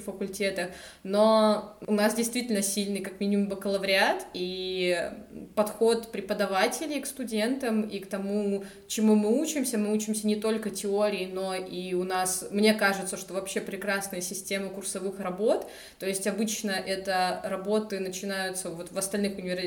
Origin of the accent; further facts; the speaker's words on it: Anapa, Krasnodar Krai, Russia; moved away as an adult; now in Rostov-on-Don, Russia; я из Анапы, из Краснодарского края